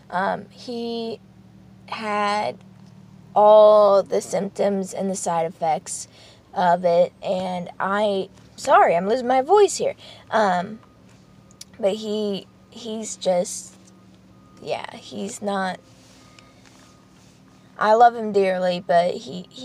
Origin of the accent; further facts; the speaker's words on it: Poland; born there; first language Polish; English is a second language; And as you know from the first video, I was born in Poland and that I had a speech and language um, not uh, disability pretty much. And it's only because I would switch from uh, Polish, fluent Polish to English when I was speaking.